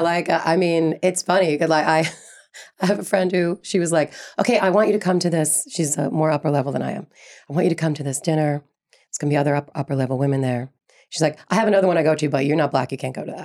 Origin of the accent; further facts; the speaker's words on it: New York City, New York, United States; When I grew up in Brooklyn